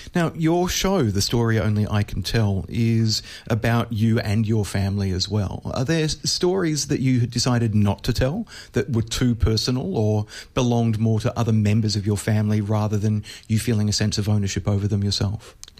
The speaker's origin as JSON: {"language": "English", "country": "Australia", "said": "for me as an Australian, where we basically don't have nuclear power stations"}